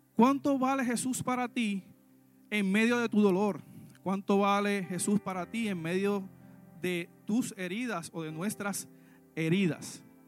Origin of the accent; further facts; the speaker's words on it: Puerto Rico; Nosotros en Puerto Rico